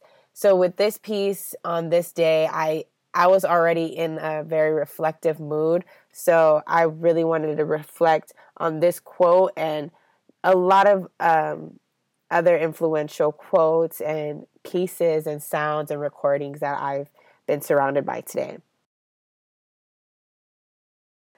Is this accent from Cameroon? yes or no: yes; Cameroon; now in United States; I am a U.S. citizen, but also my home country of Cameroon